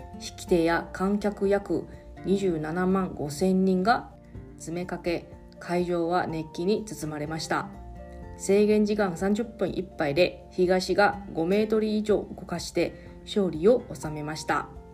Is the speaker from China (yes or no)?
no; Taiwan; now in Okinawa, Japan; 私の地元の台湾ではですね